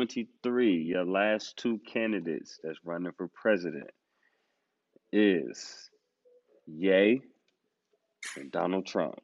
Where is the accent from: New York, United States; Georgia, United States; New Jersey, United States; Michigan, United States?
New York, United States; I'm from New York